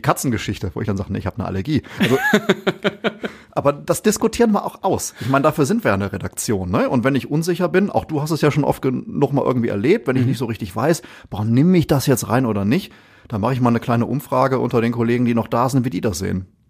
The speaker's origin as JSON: {"language": "German", "town": "Essen", "region": "North Rhine-Westphalia", "country": "Germany", "tie": "born or raised there", "said": "aufgewachsen bin ich auch in Essen"}